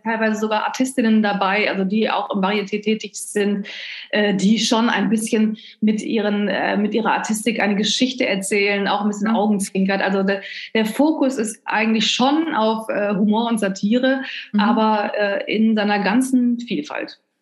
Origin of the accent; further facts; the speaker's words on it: North Rhine-Westphalia, Germany; now in Cologne, Germany; Ich äh, komme gebürtig aus Ostwestfalen, was so ziemlich das Gegenteil ist von, äh, vom oh, Rheinland